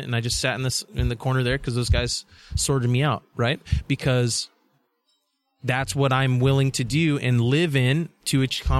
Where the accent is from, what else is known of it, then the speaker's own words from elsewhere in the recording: Nigeria; because I'm Nigerian, right? So I traveled to Nigeria when I was, I think, was it 7 or 8 years old.